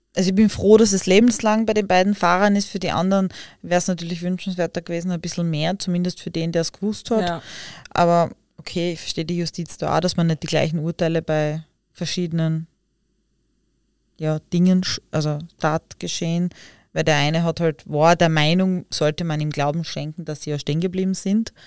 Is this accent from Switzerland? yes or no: no; Austria; bei uns in Österreich